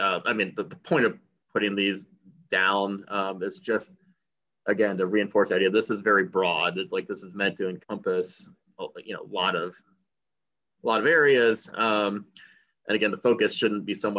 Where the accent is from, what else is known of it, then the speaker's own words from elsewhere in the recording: Indiana, United States; I grew up in Indiana